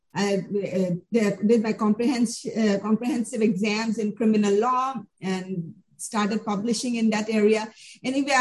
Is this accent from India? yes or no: yes; India; moved away as an adult; also born or lived in New Delhi; now in United States; I come from India.